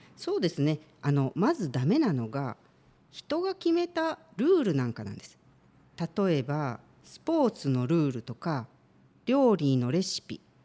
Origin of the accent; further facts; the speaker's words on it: Aichi, Japan; now in Shizuoka, Japan; 愛知県出身